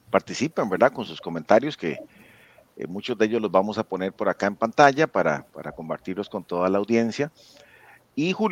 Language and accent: Spanish; Costa Rica; Hablemos de libertad, soy costarricense, Foro Liberal, que siempre nos acompañan y transmiten con nosotros cada jueves.